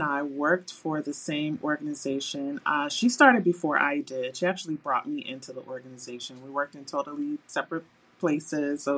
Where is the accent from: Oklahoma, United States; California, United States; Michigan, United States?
Michigan, United States; Detroit; moved away as an adult; also born or lived in Saudi Arabia; now in Phoenix, United States; I'm from Detroit, Michigan. I live in Phoenix, but I was born and raised in Detroit